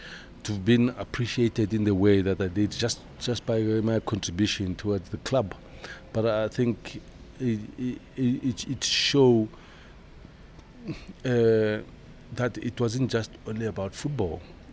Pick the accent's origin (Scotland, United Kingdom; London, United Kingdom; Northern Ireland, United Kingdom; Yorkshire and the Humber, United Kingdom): Yorkshire and the Humber, United Kingdom; I think for me, staying at Leeds and growing up in Yorkshire, I think I've grown in stature